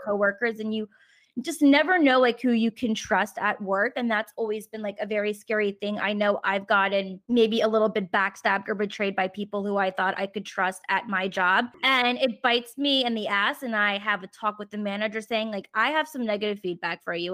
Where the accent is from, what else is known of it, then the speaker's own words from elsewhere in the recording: Richmond, Virginia, United States; moved away; I'm currently back in my hometown of Richmond, Virginia for the whole month of April